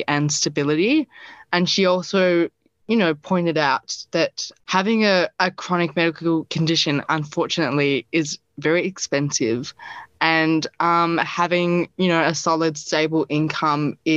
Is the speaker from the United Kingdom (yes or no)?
no; Ballarat, Victoria, Australia; moved away as an adult; now in Geelong, Australia; I'm from Ballarat, so not too far, now living in Geelong